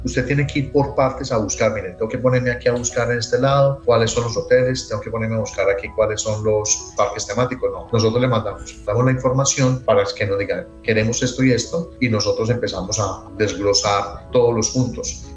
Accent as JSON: {"language": "Spanish", "country": "Colombia", "also_born_or_lived": "New York, United States", "moved": "as an adult", "lives_now": "Orlando, United States", "said": "en Colombia yo soy administrador de empresas, egresado en la Universidad Católica de Risaralda tenía pues unos negocios en Colombia"}